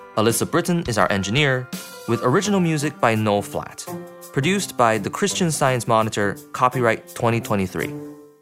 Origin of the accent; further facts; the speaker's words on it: Beijing, China; now in Boston, United States; I grew up in Beijing